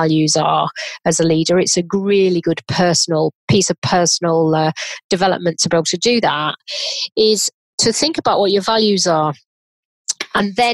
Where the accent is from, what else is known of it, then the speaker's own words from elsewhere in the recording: Leeds, Yorkshire and the Humber, United Kingdom; from Leeds, and my mum was a dinner lady and my dad was a butcher.